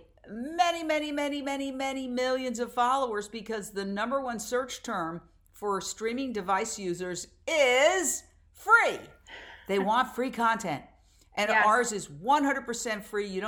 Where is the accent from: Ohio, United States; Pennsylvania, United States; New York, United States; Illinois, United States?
New York, United States; New York City; moved away as an adult; also born or lived in Fort Myers, Florida / Minneapolis / Philadelphia; I grew up in Midtown Manhattan, right across the street from Carnegie Hall